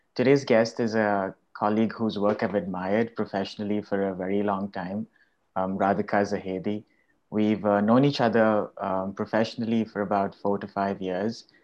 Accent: India; growing up in India

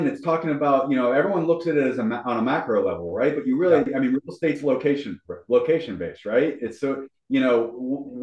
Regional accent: Pittsburgh, Pennsylvania, United States; my hometown, Pittsburgh

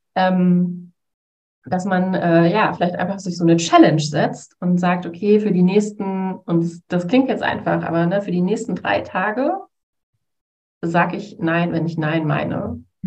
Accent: Essen, North Rhine-Westphalia, Germany; ich komme äh, tatsächlich auch aus Essen

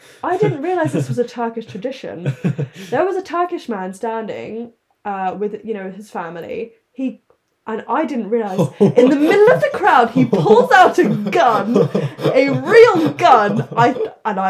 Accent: London, United Kingdom; I grew up in London

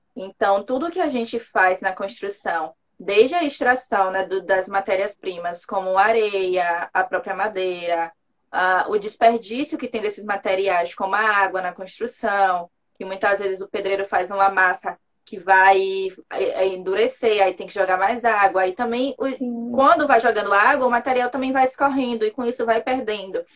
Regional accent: Salvador, Bahia, Brazil; eu sou baiana

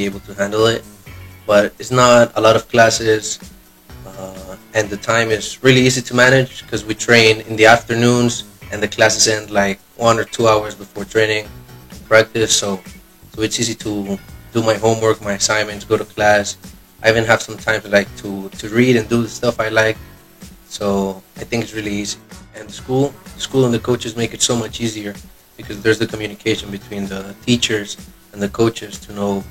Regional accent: Colombia; moved away as an adult; now in United States; I'm from Colombia

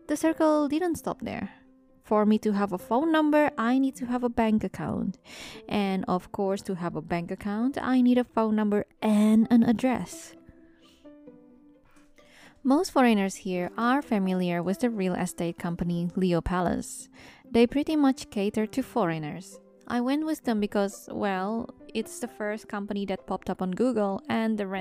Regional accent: Indonesia; also born or lived in London, United Kingdom; now in Japan; going back to my hometown

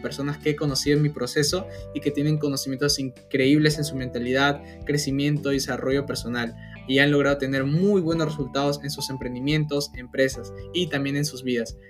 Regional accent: Peru; tengo 19 años, soy de Perú

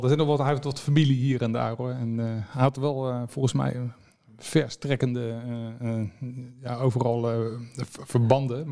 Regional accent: The Hague, South Holland, Netherlands; ik was Scheveningen

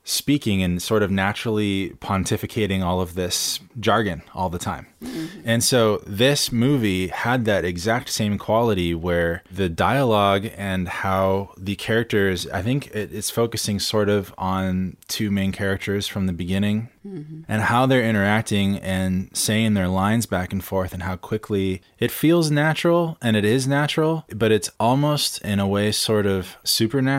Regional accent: San Clemente, California, United States; a movie from my hometown in San Clemente called Brick

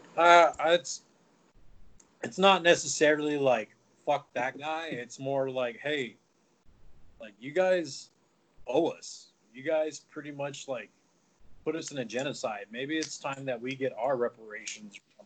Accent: Albuquerque, New Mexico, United States; also born or lived in Texas; now in Nevada, United States; I'm from New Mexico, uh, Albuquerque, New Mexico

